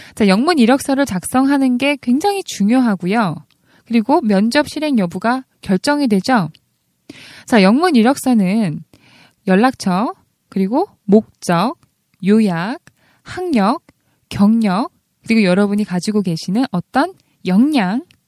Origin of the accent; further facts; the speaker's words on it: South Korea; first language Korean; 저희들의 모국어 mother tongue은 코리안이죠. second language가 English예요.